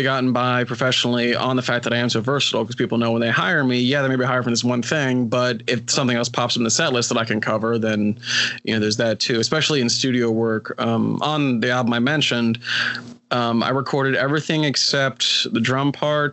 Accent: West Virginia, United States; here in my home state of West Virginia

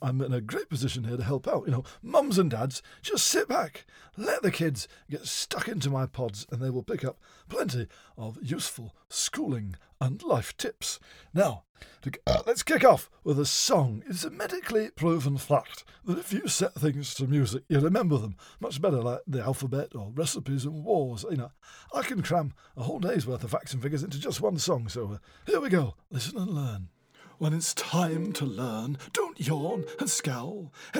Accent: Stockport, North West England, United Kingdom; born there; also born or lived in West Sussex / Norfolk / Bath / Plaistow; Now, I moved around, as I say, a lot as a child. I was born in Stockport.

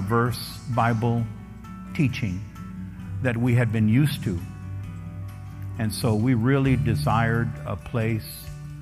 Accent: Laredo, Texas, United States; I was born and raised here in Laredo.

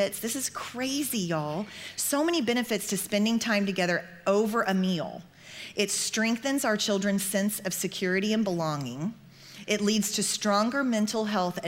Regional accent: Oklahoma, United States; I grew up in Oklahoma

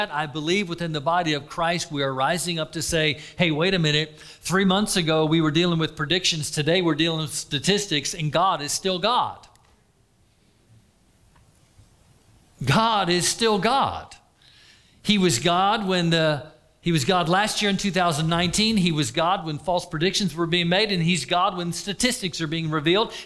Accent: Florida, United States; I was raised in Florida

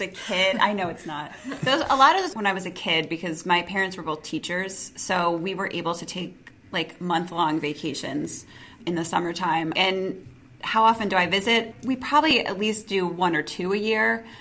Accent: Ohio, United States; growing up in Ohio, you don't see a lot of like diverse environments all the time

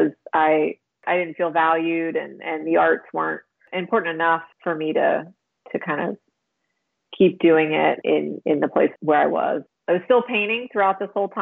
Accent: Pennsylvania, United States; moved away as an adult; also born or lived in Chicago; now in Wilmington, United States; I'm from Pennsylvania

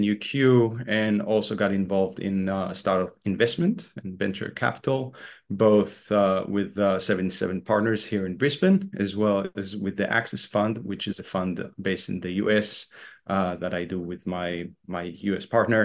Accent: Israel; moved away as an adult; also born or lived in Boston, United States / Los Angeles, United States; I was born and raised in Israel

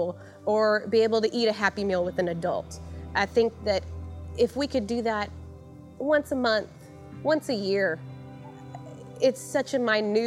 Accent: Santa Fe, Texas, United States; I was born and raised here in Santa Fe, and I went to school K through senior year here.

